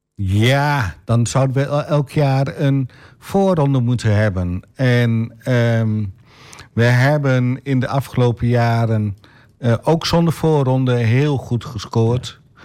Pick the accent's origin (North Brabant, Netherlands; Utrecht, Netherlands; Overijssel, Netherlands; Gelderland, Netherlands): Overijssel, Netherlands; Enter; moved away as an adult; now in Almelo, Netherlands; ik ben opgegroeid in Enter. Daar heb ik, mij, daar heb ik gewoond tot mijn 25ste.